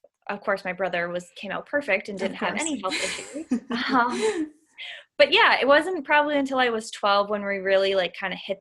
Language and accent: English; Massachusetts, United States; I am from a small town in Massachusetts, so New Englander, born and raised